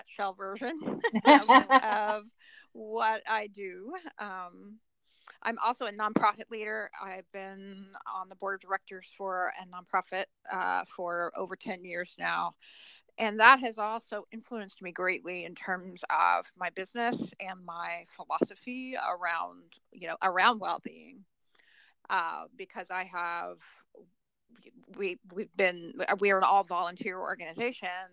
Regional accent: Oklahoma, United States; now in Columbus, United States; So I live in Columbus, Ohio. I'm from Oklahoma originally.

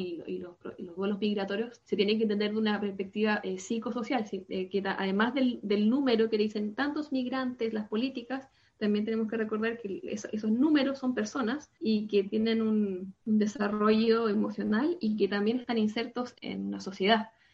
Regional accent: Santiago, Santiago Metropolitan Region, Chile; first language Spanish; moved away as an adult; now in Paris, France; vengo de Chile, eh, de Santiago de Chile, yo soy de, allá, por allá nací, me crié, estudié

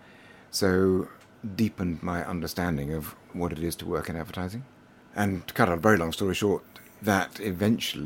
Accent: United Kingdom; moved away; also born or lived in Durham / London; I'm British, so actually half Scottish, half English.

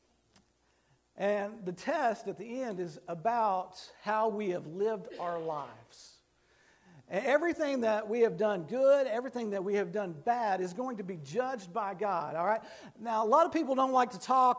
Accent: Fort Cobb, Oklahoma, United States; I grew up in Fort Cobb, Oklahoma

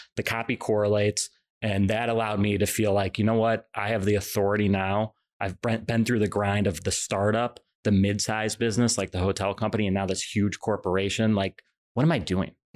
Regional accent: Illinois, United States; I grew up in Illinois

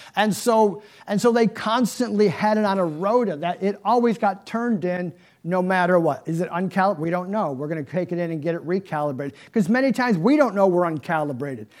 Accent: Niagara Falls, New York, United States; I'm from New York, right? Niagara Falls. And so, yeah, of course, as a little boy, I'm growing up

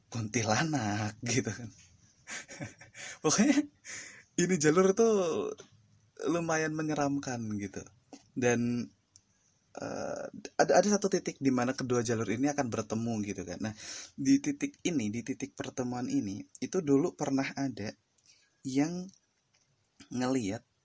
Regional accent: Mukomuko, Bengkulu, Indonesia; now in Yogyakarta, Indonesia; Tentang pengalaman-pengalaman orang-orang di desa gue Termasuk pengalaman gue pribadi ketika gue belum di Jogja itu waktu gue masih di Bengkulu lebih tepatnya di Mukomuko sih sebenarnya

